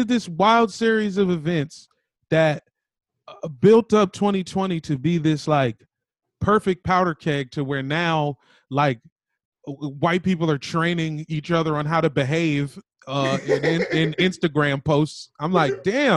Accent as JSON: {"language": "English", "town": "Arlington", "region": "Virginia", "country": "United States", "tie": "born or raised there", "also_born_or_lived": "Washington, D.C. / Woodbridge, Virginia", "said": "I grew up in Arlington"}